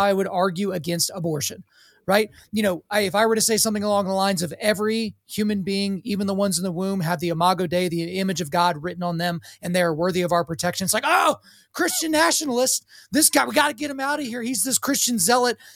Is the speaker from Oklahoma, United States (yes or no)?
yes; Oklahoma, United States; I grew up in Oklahoma